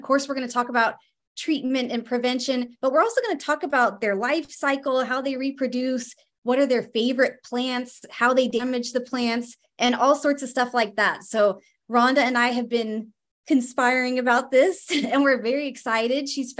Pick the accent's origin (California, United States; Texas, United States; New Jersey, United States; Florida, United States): California, United States; moved away; I'm from California originally